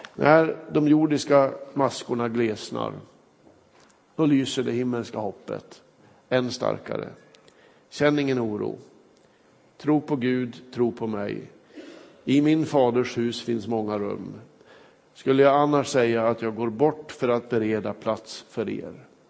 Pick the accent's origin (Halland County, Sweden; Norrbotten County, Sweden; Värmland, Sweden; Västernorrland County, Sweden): Västernorrland County, Sweden; Kramfors; moved away; När jag var hemma i min hembygd Kramfors